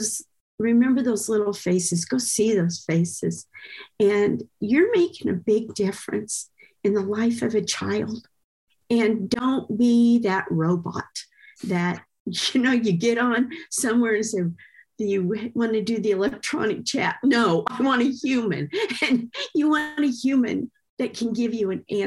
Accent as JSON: {"language": "English", "town": "Girard", "region": "Kansas", "country": "United States", "said": "here I'm from Girard"}